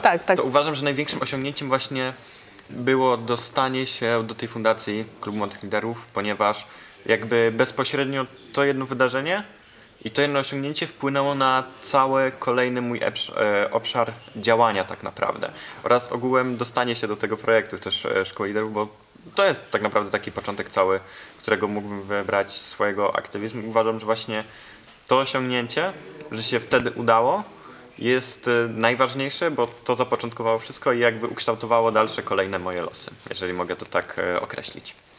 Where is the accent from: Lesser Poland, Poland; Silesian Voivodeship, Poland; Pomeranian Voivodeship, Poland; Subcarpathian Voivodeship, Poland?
Subcarpathian Voivodeship, Poland; Mielec; also born or lived in Warsaw; ja pochodzę z Mielca, tam mieszkam połowę tygodnia, drugą połowę tygodnia jestem w Warszawie, bo tam studiuję